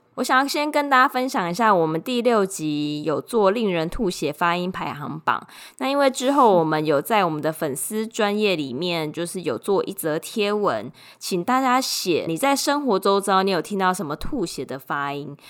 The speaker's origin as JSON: {"language": "Chinese", "country": "Taiwan", "said": "我就是个台妹"}